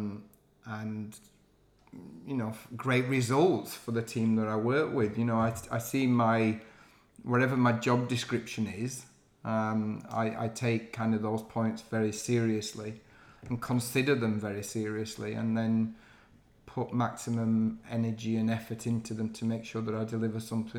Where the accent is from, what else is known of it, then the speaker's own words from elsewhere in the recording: Yorkshire and the Humber, United Kingdom; accent: Yorkshire; now in London, United Kingdom; I'm still very proud of my northern roots, and I've never lost my Yorkshire accent